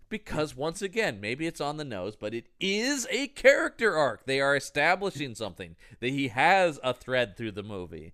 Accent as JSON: {"language": "English", "country": "United States", "said": "I am an American, I speak my language"}